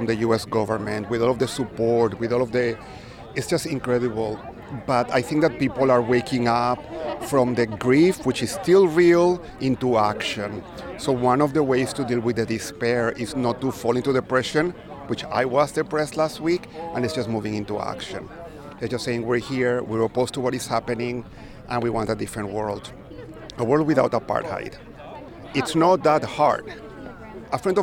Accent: United States; I'm Jewish American.

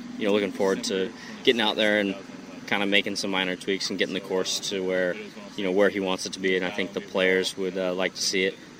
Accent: Southern California, United States; now in Jupiter, United States; I'm from Southern California

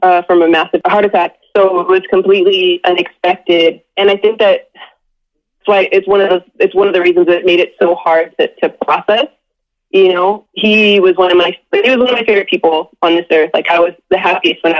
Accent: Southern California, United States; growing up in Southern California

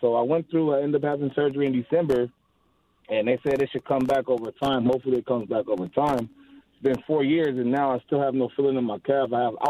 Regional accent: Compton, California, United States; Compton, California.

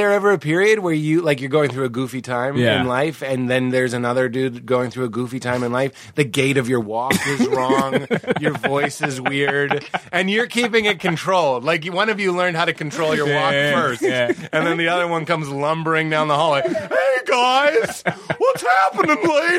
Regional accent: Lexington, Massachusetts, United States; Well, my dad is from Somerville. My mom's from Southie. So they're like real Boston. I'm from Lexington, which is not real Boston.

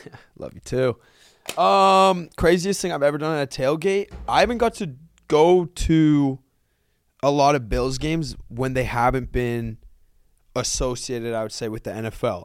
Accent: Canada; I'm Canadian

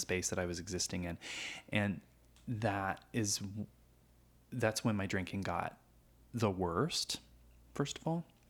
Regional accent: Du Quoin, Illinois, United States; moved away as an adult; also born or lived in Evansville, Indiana; I grew up in a little town called Du Coin, Illinois, uh, which is a little farm town in rural Southern Illinois.

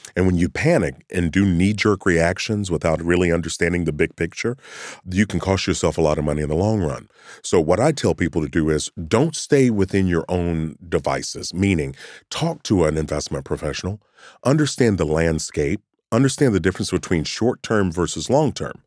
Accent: Kentucky, United States; Me growing up in Kentucky

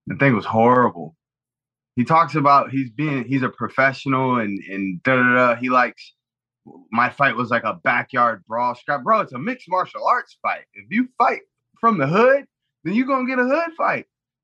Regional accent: Mumbai, Maharashtra, India; Drip. I'm from Bombay.

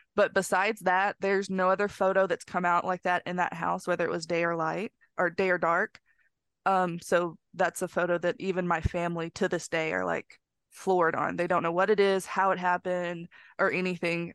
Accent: northern Mississippi, United States; this house is in northern Mississippi

